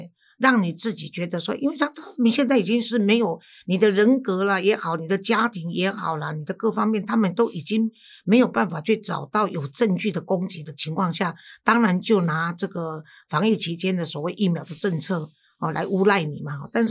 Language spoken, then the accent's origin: Chinese; Taiwan; 老师啊，咱台湾的即个台北市的这双语教育吼，安怎安怎？